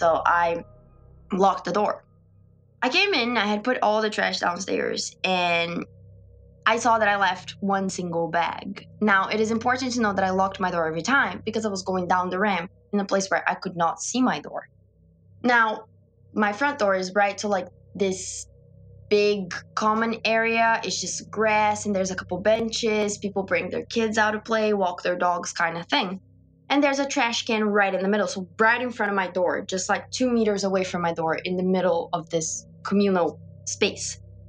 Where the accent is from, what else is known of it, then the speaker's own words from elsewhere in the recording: Brazil; moved away; because I'm from Brazil and I'm in this country alone.